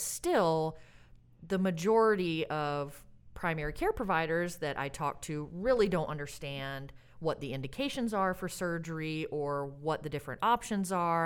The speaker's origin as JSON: {"language": "English", "region": "Alabama", "country": "United States", "tie": "born or raised there", "also_born_or_lived": "Santa Barbara, California / Springfield, Massachusetts", "moved": "yes", "lives_now": "Oregon, United States", "said": "I grew up in Alabama"}